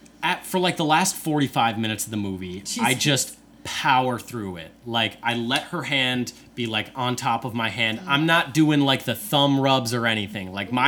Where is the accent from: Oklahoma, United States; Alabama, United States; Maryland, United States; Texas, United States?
Alabama, United States; now in Wisconsin, United States; I am from Alabama.